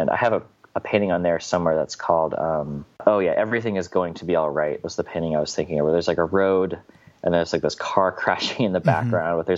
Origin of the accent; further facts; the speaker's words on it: Midwest, United States; growing up in the Midwest, you have a lot of like conservative ideology